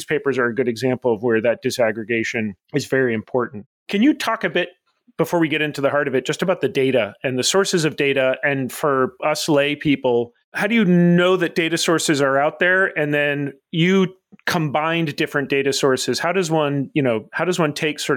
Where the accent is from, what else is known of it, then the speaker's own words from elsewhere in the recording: Burlington, Vermont, United States; Burlington Free Press, my hometown paper.